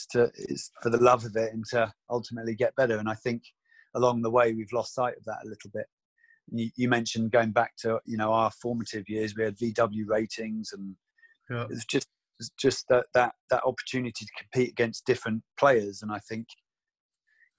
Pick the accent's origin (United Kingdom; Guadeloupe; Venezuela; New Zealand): United Kingdom; I was from the East Coast